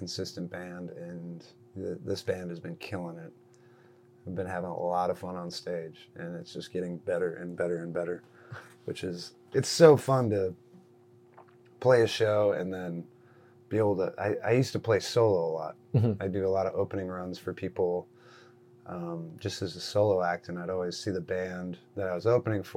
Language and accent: English; Midwest, United States; moved away; also born or lived in San Francisco; I grew up in the Midwest